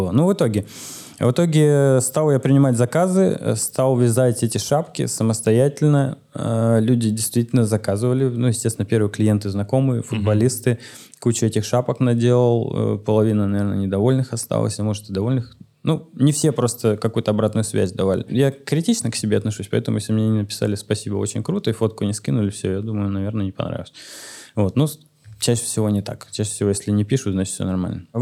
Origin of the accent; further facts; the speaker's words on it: Siberia, Russia; я просто викинг из Сибири. Э, плюшевый викинг.